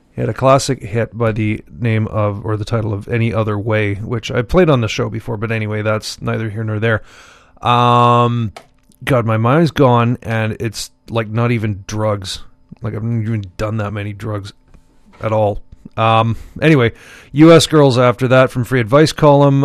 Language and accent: English; Montreal, Quebec, Canada; when I was growing up in Montreal